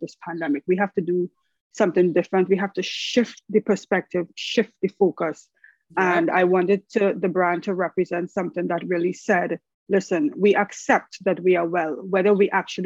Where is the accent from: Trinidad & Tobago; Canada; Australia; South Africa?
Trinidad & Tobago; I am from the Caribbean, Trinity to the bone. I'm sure you guys can hear the accent